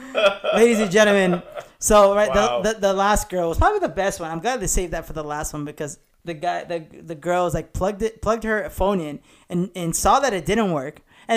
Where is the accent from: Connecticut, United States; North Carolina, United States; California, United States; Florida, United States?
California, United States; La Puente; I grew up in La Puente